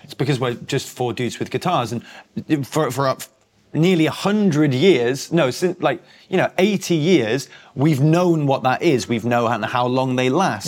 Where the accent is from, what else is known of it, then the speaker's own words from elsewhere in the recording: North East England, United Kingdom; moved away; also born or lived in Cheshire; I grew up in the Northeast and then moved to the Northwest.